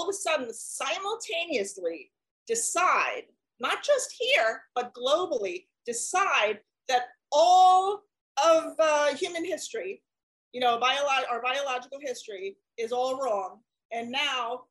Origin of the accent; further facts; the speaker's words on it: United States; I'm an American